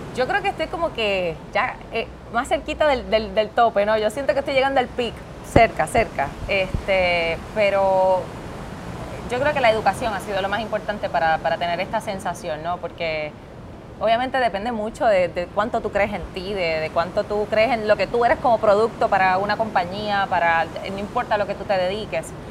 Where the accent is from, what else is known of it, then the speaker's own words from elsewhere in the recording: Utuado, Puerto Rico; moved away as an adult; also born or lived in New York; yo soy de Utuado